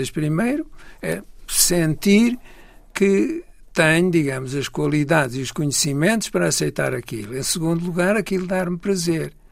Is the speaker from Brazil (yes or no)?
no; Portugal; uma mocidade no, no e eu Portugal sou português.